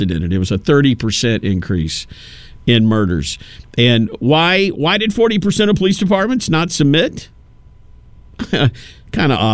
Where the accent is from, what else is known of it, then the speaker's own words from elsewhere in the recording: Tennessee, United States; my home state, Tennessee.